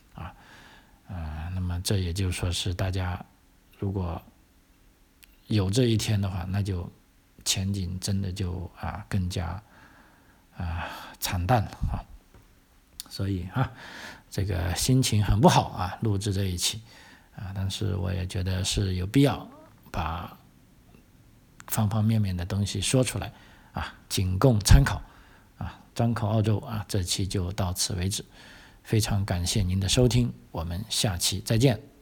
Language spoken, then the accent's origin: Chinese; China; now in Australia; 我们中国人